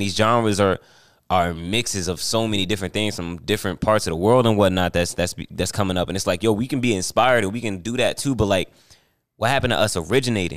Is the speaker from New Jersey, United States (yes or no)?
yes; New Jersey, United States; I'm from New Jersey